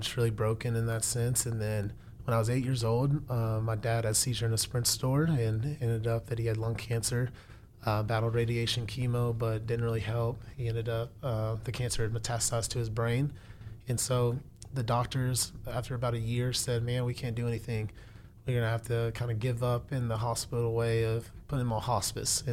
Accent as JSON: {"language": "English", "town": "Houston", "region": "Texas", "country": "United States", "tie": "born or raised there", "said": "I was born in Houston."}